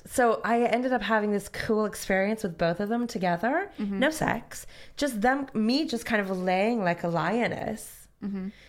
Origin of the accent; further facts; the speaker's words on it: Northern California, United States; moved away as an adult; now in United Kingdom; I grew up in Northern California. It was a bit rural.